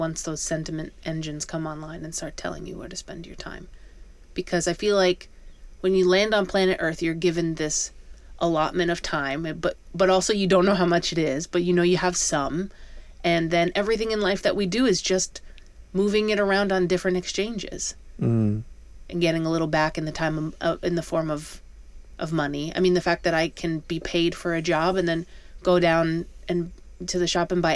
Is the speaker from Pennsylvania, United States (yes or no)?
no; around New York City, United States; growing up around New York City